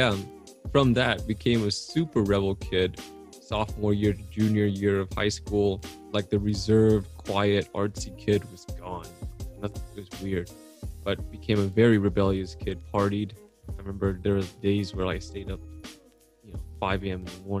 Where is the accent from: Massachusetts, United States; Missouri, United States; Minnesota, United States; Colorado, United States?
Colorado, United States; Aurora; I was born here, washed up in Aurora, Colorado